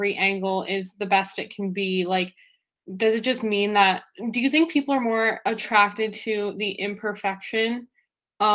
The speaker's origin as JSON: {"language": "English", "region": "New Jersey", "country": "United States", "said": "I'm so East Coast, I'm from New Jersey, like 25 minutes from New York City"}